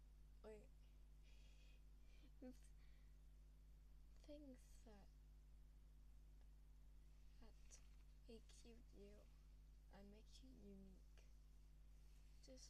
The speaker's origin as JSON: {"language": "English", "region": "England", "country": "United Kingdom", "said": "I'm from England"}